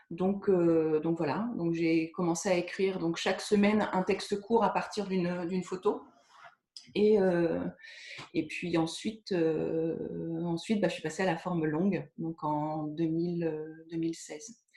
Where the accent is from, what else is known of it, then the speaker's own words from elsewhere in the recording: Caen, Normandy, France; Je ne faisais partie d'aucun cercle de lecture parce que je venais de Caen et j'avais ben, personne en région parisienne.